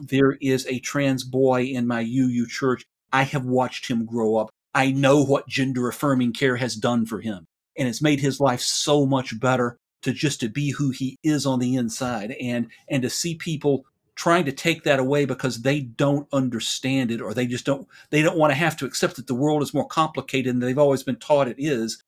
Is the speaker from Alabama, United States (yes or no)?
no; Tennessee, United States; moved away as an adult; now in Dallas-Fort Worth area, United States; I grew up in Tennessee, um, I have lived in Texas, uh, for the last, going on twenty-two years.